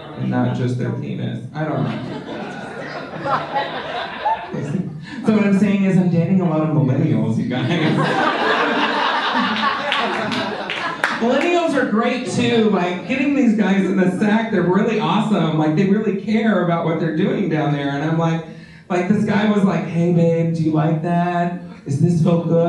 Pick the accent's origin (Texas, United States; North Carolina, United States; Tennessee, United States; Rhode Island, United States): Texas, United States; moved away; also born or lived in Los Angeles / Wisconsin; I grew up in small town Texas